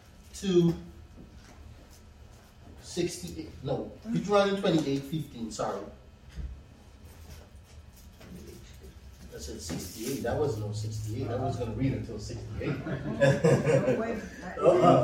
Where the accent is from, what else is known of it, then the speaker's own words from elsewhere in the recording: Guyana; moved away; Back in my country, I'm from Guyana, so it's tropics, and it rains a lot.